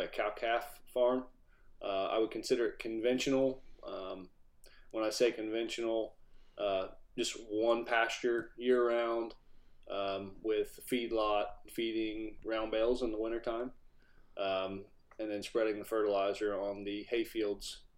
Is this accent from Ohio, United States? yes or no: yes; Southern Ohio, United States; I was born and raised here in Southern Ohio.